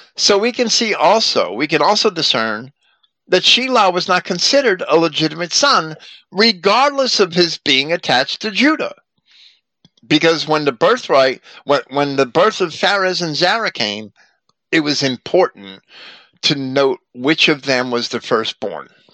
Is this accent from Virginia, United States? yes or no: yes; Virginia, United States; I was born in 1960 in Virginia